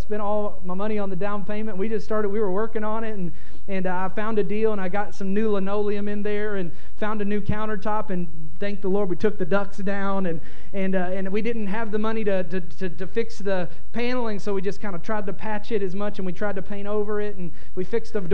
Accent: Kentucky, United States; I bought a little house in my hometown in Kentucky

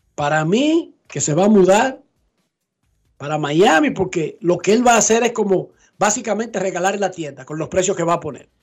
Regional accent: Dominican Republic; Nosotros en República Dominicana

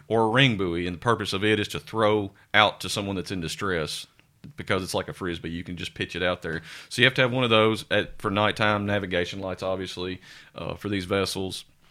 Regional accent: Sumner County, Tennessee, United States; also born or lived in Scott County, Tennessee; I grew up in Sumner County, have family there

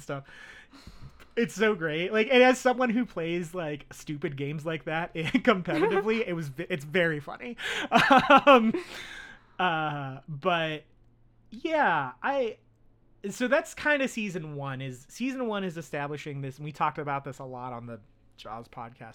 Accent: United States; I'm American.

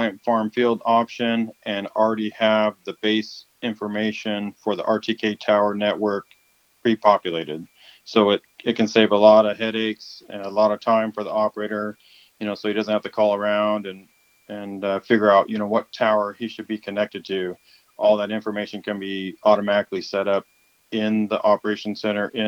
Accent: Yuma, Arizona, United States; Born and raised in the Yuma area, come from a farming background

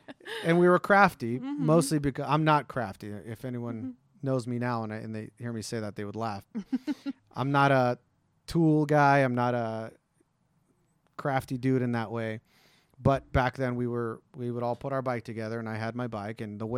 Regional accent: Green Valley, Nevada, United States; they live in Summerlin. I grew up in Green Valley.

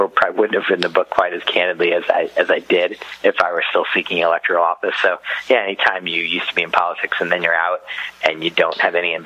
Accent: United States; as an American

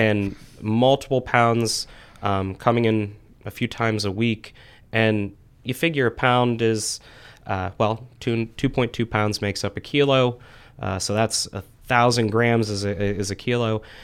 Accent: Frenchville, Pennsylvania, United States; also born or lived in Pittsburgh; I'm originally from the Frenchville area, so northeast part of Clearfield County. Went to Clearfield High School

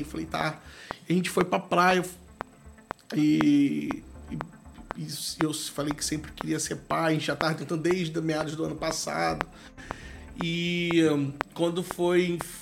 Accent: Valença, Rio de Janeiro, Brazil; o meu distrito, com onde eu nasci, vi e amo as pessoas, onde eu moro

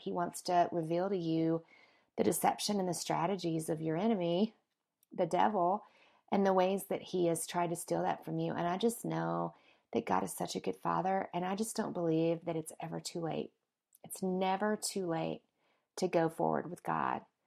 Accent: the South, United States; moved away as an adult; now in Colorado, United States; my hometown in the South, and I haven't been in about a year, and whenever I go back, it, it gets very, like, all the memories come flooding back, right, from when I was little and, you know, just growing up there

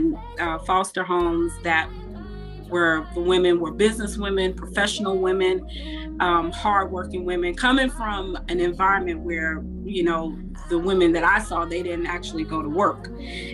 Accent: Chicago, Illinois, United States; moved away as an adult; now in Houston, United States; the city of Chicago, obviously because it raised me

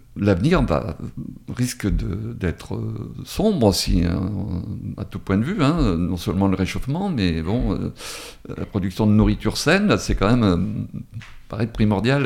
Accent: Drôme, Auvergne-Rhône-Alpes, France; also born or lived in Paris region; now in Valence, France; j'ai été dans la région parisienne, mais je suis originaire de la Drôme hein, quand même, mais j'ai fait l'essentiel de ma carrière dans la région parisienne

